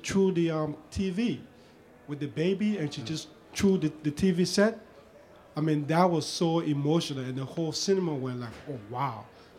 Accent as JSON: {"language": "English", "town": "Philadelphia", "region": "Pennsylvania", "country": "United States", "said": "I'm from Philly to West Philadelphia area."}